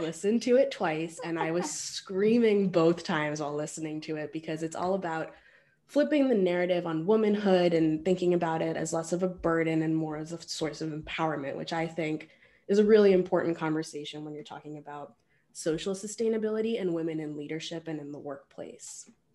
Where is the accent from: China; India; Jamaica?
India; being an Indian woman